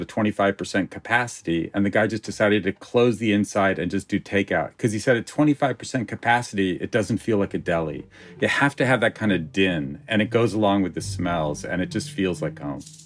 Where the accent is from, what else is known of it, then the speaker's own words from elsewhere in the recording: Los Angeles, California, United States; I grew up in Encino, in the old country, I call it